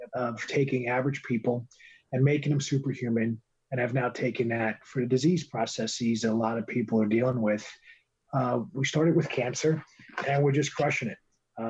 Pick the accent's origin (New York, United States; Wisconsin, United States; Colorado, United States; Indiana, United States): New York, United States; New York City; The Bronx, New York City.